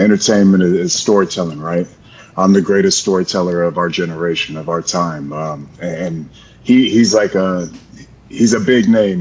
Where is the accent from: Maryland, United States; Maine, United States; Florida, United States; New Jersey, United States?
Florida, United States; I'm from Florida. I'm a Florida boy